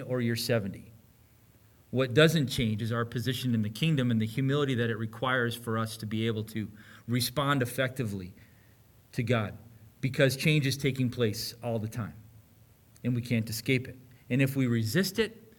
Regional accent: United States; we hold as American men

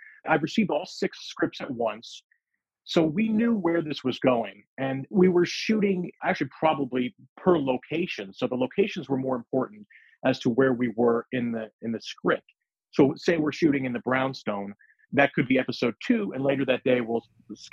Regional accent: United States; also born or lived in New York; I was born in New York. I grew up, you know, just outside of New York.

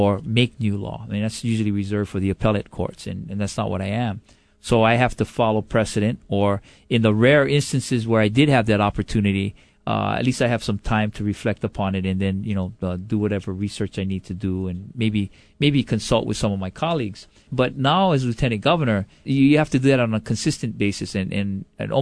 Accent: Honolulu, Hawaii, United States; also born or lived in Stockton, California; Right here in Honolulu.

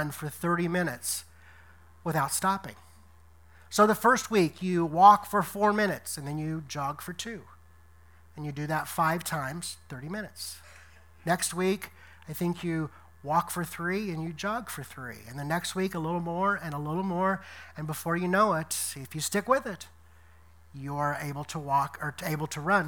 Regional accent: Decatur, Illinois, United States; moved away as an adult; also born or lived in Louisiana / Tennessee / Detroit, Michigan; coming back here to my hometown of Decatur, Illinois

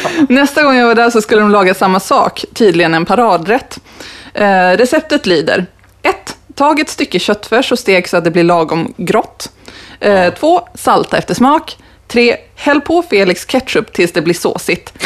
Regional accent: Skellefteå, Norrland, Sweden; Jag är ju från Norrland

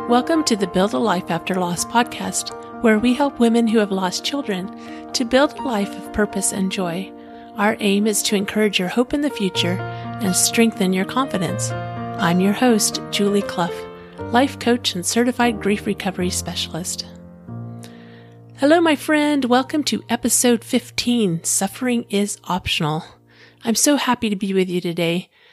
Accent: Clearwater, Florida, United States; I was living in my hometown of Clearwater, Florida

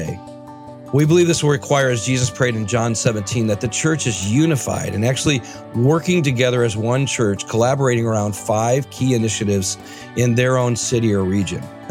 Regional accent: Michigan, United States; moved away; I grew up in Michigan, so I go back to Muskegon, Spring Lake area almost once a year

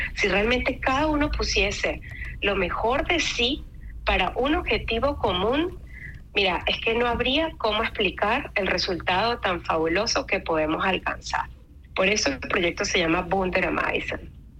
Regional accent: Mérida, Venezuela; moved away as an adult; also born or lived in Caracas, Venezuela; now in Switzerland; soy nacida en, en Caracas, Venezuela. tengo 42 años. Y, bueno, me crié en, la ciudad de Mérida, en Venezuela

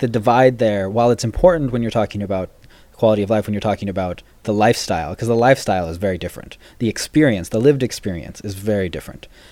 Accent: California, United States; moved away as an adult; also born or lived in Paris / Asia; we're both from California

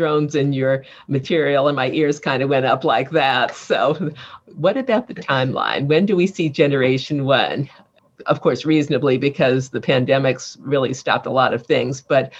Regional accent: East Coast, United States; because I grew up on the East Coast.

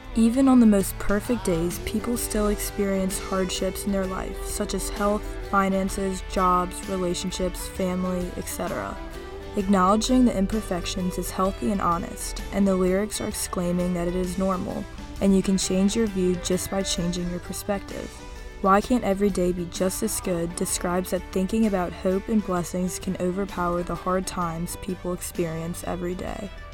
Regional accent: United States; as an American in 2023

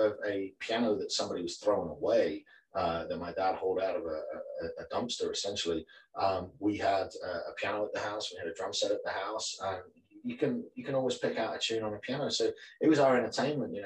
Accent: the north of England, United Kingdom; I grew up in a tiny little village in Northern England, probably about 150 people there.

